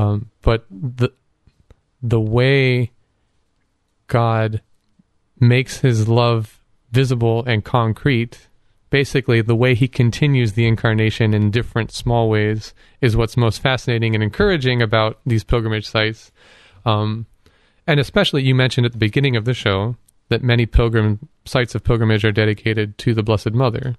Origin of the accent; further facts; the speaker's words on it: Canton, Ohio, United States; Up in Canton. um, which is my hometown